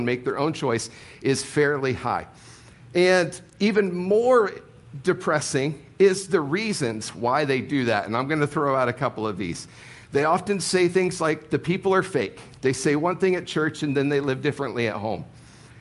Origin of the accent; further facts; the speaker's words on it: Ohio, United States; moved away; I grew up in Ohio